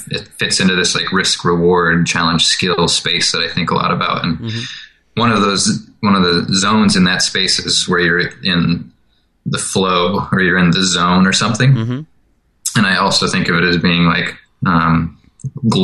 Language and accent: English; McGrath, Alaska, United States; I grew up in McGrath, which is in the interior, northwest of Anchorage, a couple hundred miles